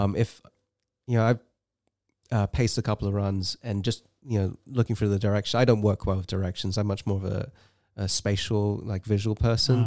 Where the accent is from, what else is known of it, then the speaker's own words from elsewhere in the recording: England, United Kingdom; moved away as an adult; now in United States; I grew up in England, and, uh, I moved to the U S in two thousand and three